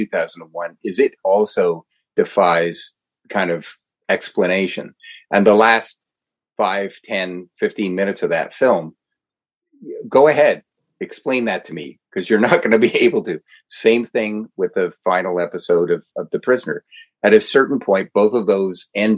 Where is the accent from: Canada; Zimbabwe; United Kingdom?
Canada; I'm a Canadian